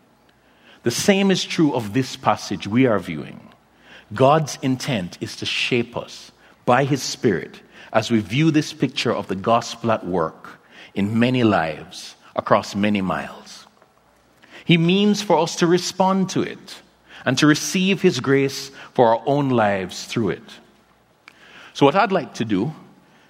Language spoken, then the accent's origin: English; Kingston, Jamaica; also born or lived in Philadelphia; my hometown of Kingston, Jamaica